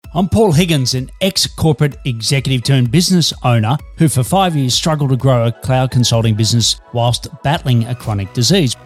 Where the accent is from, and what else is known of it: Australia; now in Melbourne, Australia